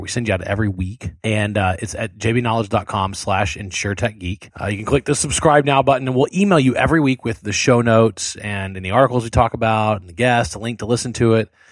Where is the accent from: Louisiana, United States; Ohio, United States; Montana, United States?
Louisiana, United States; South; I grew up in South Louisiana